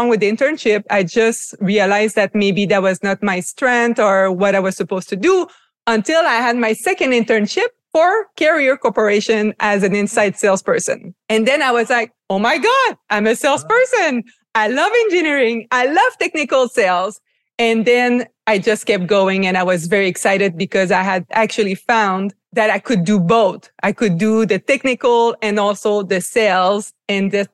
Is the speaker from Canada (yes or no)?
yes; Quebec City, Quebec, Canada; also born or lived in Montreal; I'm from Quebec, originally from Quebec City, studied in Montreal